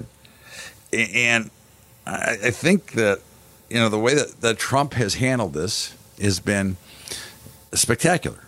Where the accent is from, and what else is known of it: United States